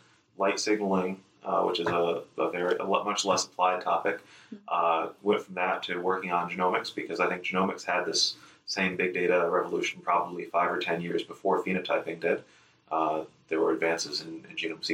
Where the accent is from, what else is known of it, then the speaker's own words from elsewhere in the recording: Ames, Iowa, United States; moved away as an adult; also born or lived in New York / California; now in Nebraska, United States; I grew up in Ames, Iowa